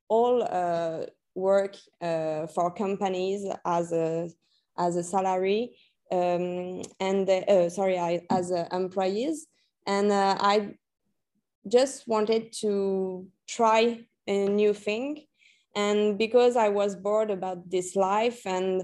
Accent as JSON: {"language": "English", "country": "New Caledonia", "tie": "born or raised there", "also_born_or_lived": "Normandy, France / Paris, France", "second_language": "English", "moved": "as an adult", "said": "So I was born in France, in Normandy, but I'm actually from New Caledonia, because when I was a child, about 7 years old, I went to New Caledonia"}